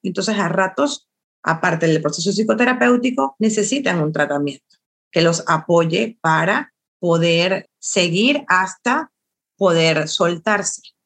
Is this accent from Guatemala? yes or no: no; Venezuela; now in Mexico; sí soy venezolana, pero tengo ya 15 años aquí en México, que también es mi tierra